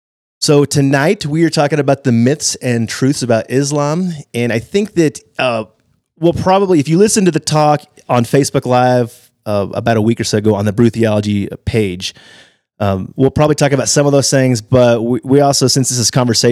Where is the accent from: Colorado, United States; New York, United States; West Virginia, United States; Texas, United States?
Texas, United States; I'm a Texan.